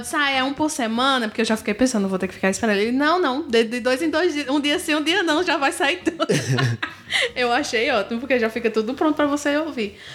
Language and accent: Portuguese; Juazeiro do Norte, Ceará, Brazil; a gente que é juazeirense